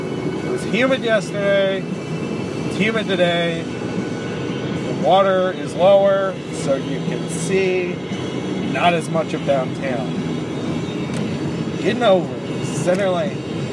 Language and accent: English; Canada; I'm Canadian, so I'm always smiling.